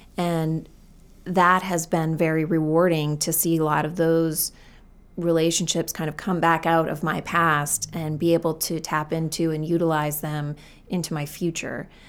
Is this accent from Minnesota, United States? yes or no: no; Gorham, Maine, United States; I'm always kind of proud to say I'm from Maine